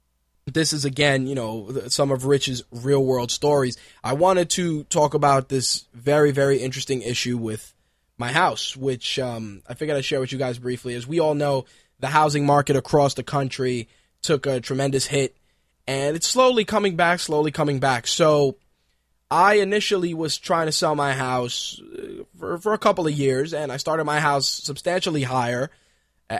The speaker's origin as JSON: {"language": "English", "town": "New York City", "region": "New York", "country": "United States", "tie": "born or raised there", "also_born_or_lived": "Queens, New York / Manhattan, New York", "said": "I was born in one part of New York, that being the Bronx. I lived in the Bronx till I was about 14"}